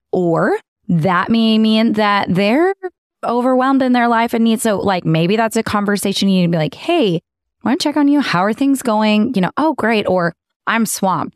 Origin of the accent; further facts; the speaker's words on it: Texas, United States; moved away; born and raised in Texas. I thought I was gonna raise my girls in Texas